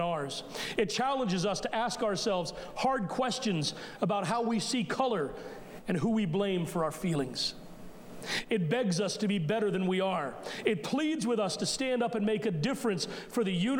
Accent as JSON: {"language": "English", "country": "United States", "said": "as American Christians"}